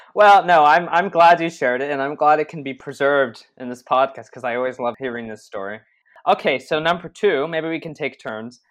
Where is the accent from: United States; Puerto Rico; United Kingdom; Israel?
Israel; we're from Israel